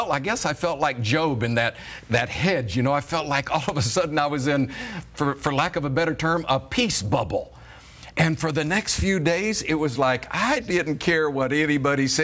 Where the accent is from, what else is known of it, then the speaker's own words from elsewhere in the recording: Florida, United States; I was raised in Florida picking fruit as my first job at 15 years of age